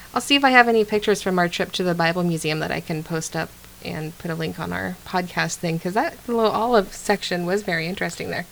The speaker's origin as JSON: {"language": "English", "region": "Central California", "country": "United States", "tie": "born or raised there", "said": "I grew up around olives where I grew up in Central California"}